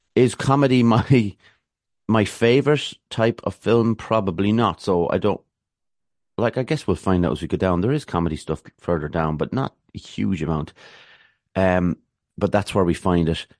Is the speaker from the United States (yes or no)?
no; Ireland; an Irish person